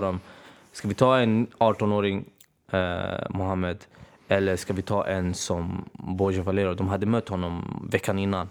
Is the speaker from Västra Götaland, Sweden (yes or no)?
no; Örebro, Örebro County, Sweden; Jag är från Örebro från början